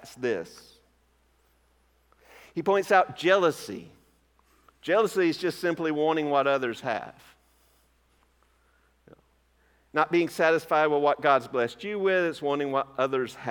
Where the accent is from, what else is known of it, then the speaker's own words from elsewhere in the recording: Georgia, United States; My home state of Georgia